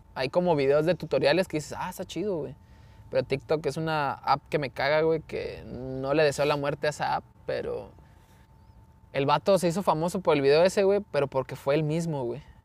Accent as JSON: {"language": "Spanish", "country": "Mexico", "said": "somos mexicanos"}